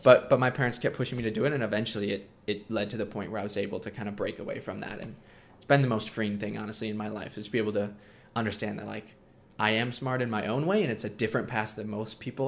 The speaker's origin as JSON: {"language": "English", "region": "Minnesota", "country": "United States", "tie": "born or raised there", "also_born_or_lived": "Coeur d'Alene, Idaho", "said": "I live in Minnesota, and I've been homeschooled my whole life"}